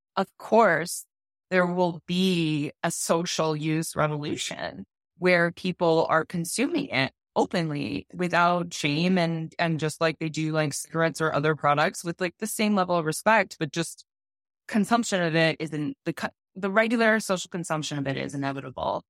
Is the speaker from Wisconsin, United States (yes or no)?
yes; Wisconsin, United States; moved away as an adult; also born or lived in New York City / Denver, Colorado; I was born and raised in Wisconsin